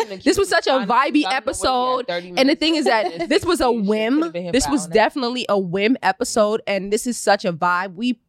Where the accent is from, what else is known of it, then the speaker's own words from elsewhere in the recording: New York City, New York, United States; I'm from Queens.